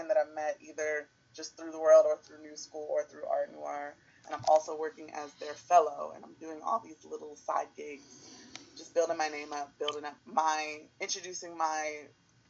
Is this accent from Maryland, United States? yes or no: yes; Baltimore, Maryland, United States; I'm from Baltimore, so it's just thinking of the communities that have made me